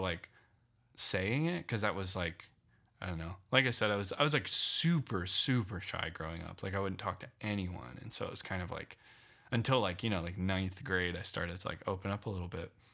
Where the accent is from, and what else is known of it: Loveland, Colorado, United States; born or raised there; also born or lived in Phoenix / New York